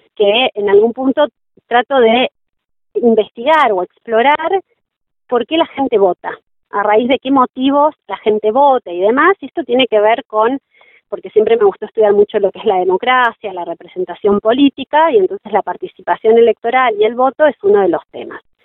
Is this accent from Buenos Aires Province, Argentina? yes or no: yes; Junín, Buenos Aires Province, Argentina; moved away as an adult; now in Bariloche, Argentina; yo nací en Junín, provincia de Buenos Aires, patria sojera. Eh, crecí allí, hice hasta mi secundario